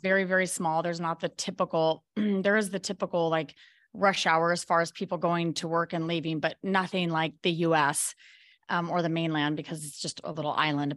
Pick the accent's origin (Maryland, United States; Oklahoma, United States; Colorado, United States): Colorado, United States; moved away as an adult; also born or lived in Maui, Hawaii; now in Belize; I was actually from Colorado, and I moved to Maui, Hawaii with my fourteen-year-old son